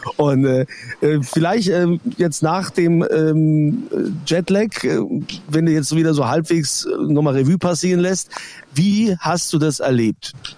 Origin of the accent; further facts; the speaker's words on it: Germany; bei uns in Deutschland